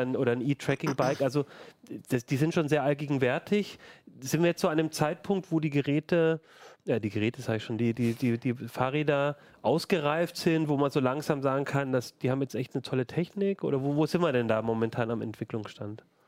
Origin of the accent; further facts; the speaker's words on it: Ulm, Baden-Württemberg, Germany; now in Hannover, Germany; in meiner Heimatstadt Ulm